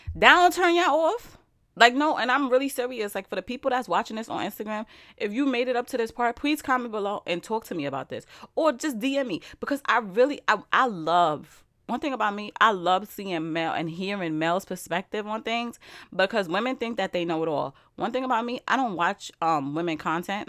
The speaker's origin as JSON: {"language": "English", "region": "New York", "country": "United States", "said": "I'm from New York"}